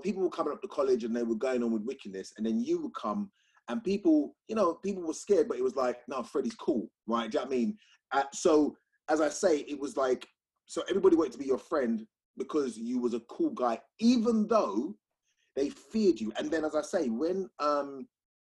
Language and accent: English; London, United Kingdom; I'm from South London